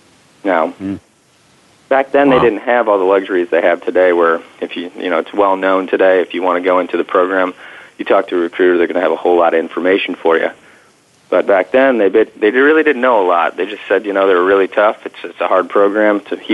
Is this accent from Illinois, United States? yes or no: no; Detroit, Michigan, United States; I grew up in Detroit, Michigan